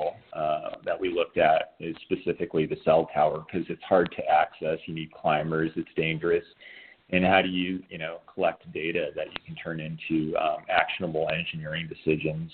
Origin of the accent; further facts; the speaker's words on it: Missoula, Montana, United States; I grew up in Missoula, Montana, went to school in Montana